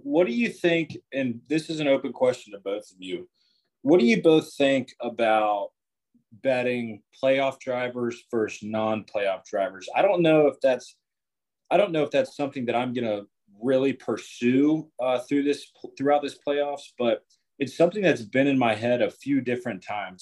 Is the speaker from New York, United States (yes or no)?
no; Jacksonville, Florida, United States; Born and raised in Jacksonville